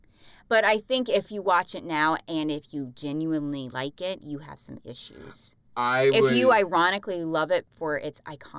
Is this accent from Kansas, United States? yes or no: no; Virginia, United States; I'm from Virginia. We learned a lot about colonies growing up.